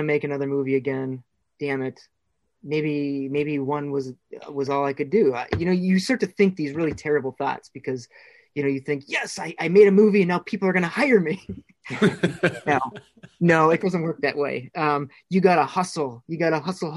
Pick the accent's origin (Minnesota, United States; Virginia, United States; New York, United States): Minnesota, United States; I'm this guy from Minnesota.